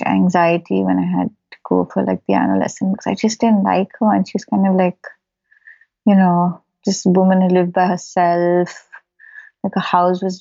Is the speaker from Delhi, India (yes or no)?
no; Bangalore, Karnataka, India; I grew up in Bangalore.